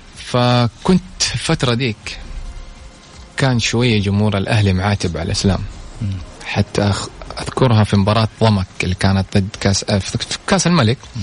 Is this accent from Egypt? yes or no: no; Saudi Arabia; هنا عندنا في السعودية